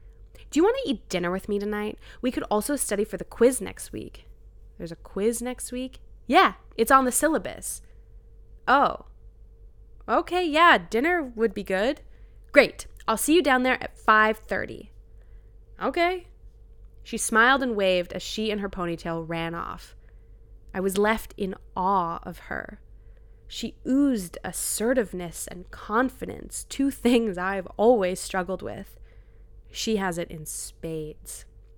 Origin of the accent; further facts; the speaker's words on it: New Brunswick, Canada; I grew up in New Brunswick. I had never met someone who went to a private school.